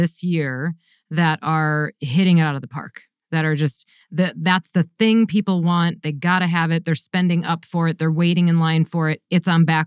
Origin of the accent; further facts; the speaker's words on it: Wisconsin, United States; I grew up in the Midwest too. I'm a Wisconsin gal